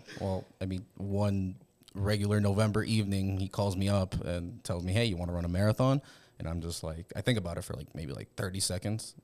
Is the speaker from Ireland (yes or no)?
no; West Point, Nebraska, United States; I grew up in West Point